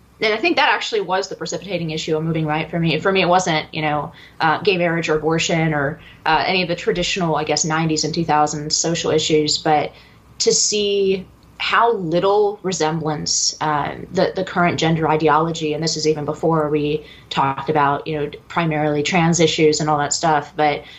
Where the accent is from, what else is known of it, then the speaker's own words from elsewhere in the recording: San Francisco Bay Area, California, United States; I grew up in the San Francisco Bay Area